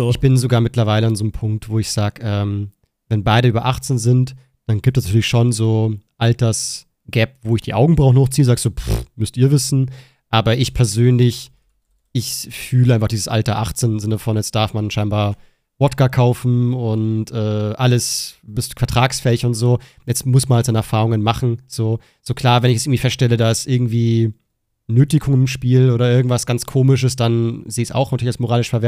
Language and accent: German; Germany; Außerdem sind wir Deutsche